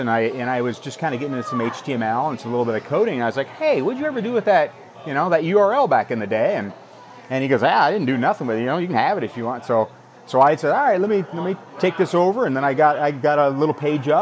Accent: Belmond area, northern Iowa, United States; also born or lived in Mason City, Iowa; grew up in Iowa, up northern Iowa, around the Belmont area

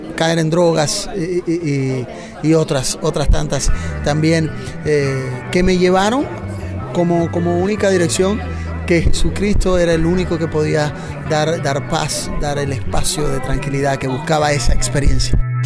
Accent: Bolivia; venimos de, Bolivia, de Bolivia

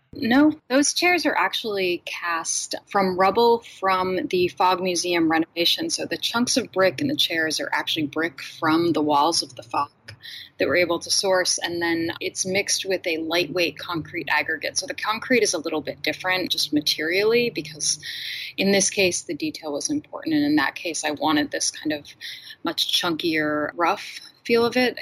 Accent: Boston, Massachusetts, United States; moved away as an adult; also born or lived in Los Angeles; I grew up outside of Boston

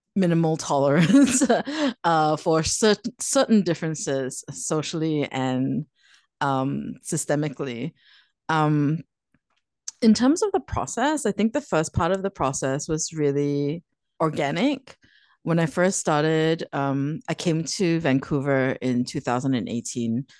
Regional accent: Singapore; growing up in Singapore, living in Singapore

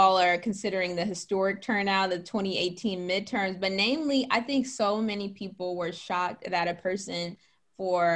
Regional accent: Gary, Indiana, United States; our school systems in my hometown of Gary, Indiana

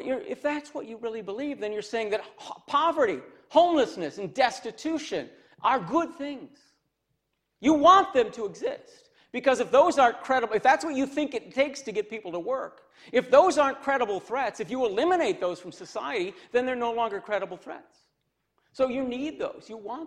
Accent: Cassopolis, Michigan, United States; I'm from Cassopolis, Michigan

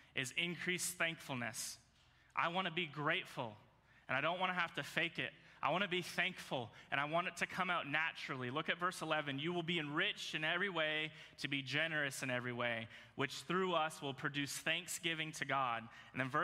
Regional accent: Virginia, United States; moved away; So I grew up in Virginia

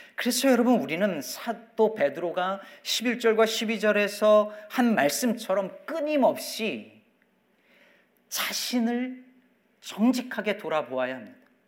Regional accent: South Korea; moved away as an adult; now in United States; 제가 여전히 한국 사람이라는 것을 계속 알고 기억하고 있었던 거죠

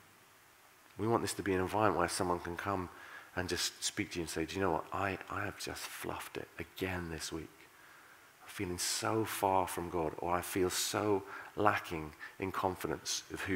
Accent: United Kingdom; We're British

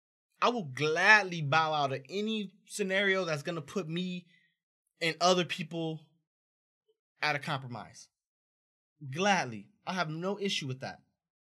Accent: Los Angeles, California, United States; growing up in South Central, it's a lot of cats that I seen make the wrong choice, got caught up in a gang life.

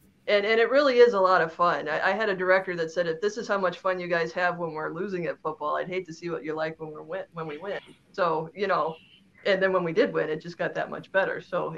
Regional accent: Davenport, Iowa, United States; I'm from Davenport.

